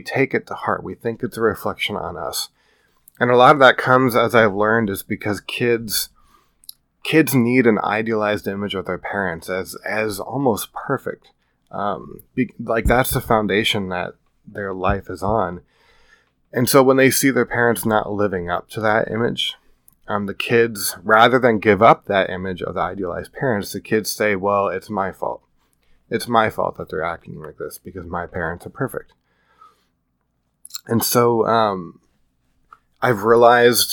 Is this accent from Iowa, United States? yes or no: yes; Iowa, United States; moved away as an adult; now in California, United States; I grew up in the Midwest in the flatlands of Iowa. And I've lived in California for 7 years now